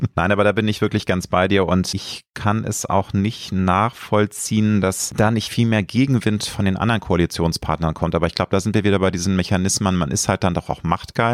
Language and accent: German; Germany; Ich lebe gerne in Deutschland, ich liebe mein Heimatland.